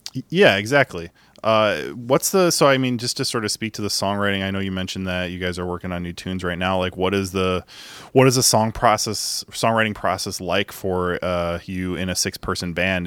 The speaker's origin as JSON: {"language": "English", "town": "Chicago", "region": "Illinois", "country": "United States", "tie": "born or raised there", "said": "I grew up in Beverly"}